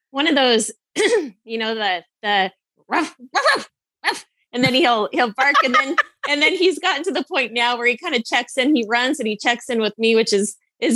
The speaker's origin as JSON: {"language": "English", "region": "Idaho", "country": "United States", "tie": "born or raised there", "said": "I moved from Southern to North Idaho in about sixth grade."}